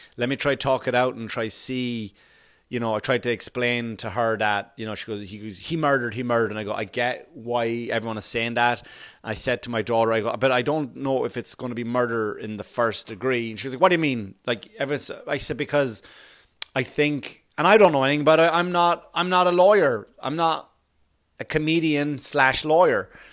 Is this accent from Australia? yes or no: no; Ireland; moved away; I grew up in Ireland, of course, right, where the police force is something totally different